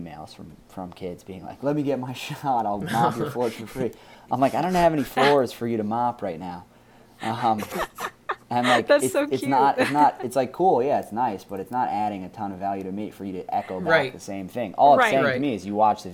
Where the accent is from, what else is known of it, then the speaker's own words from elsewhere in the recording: New York City, New York, United States; I was very lucky to be born and grow up in New York City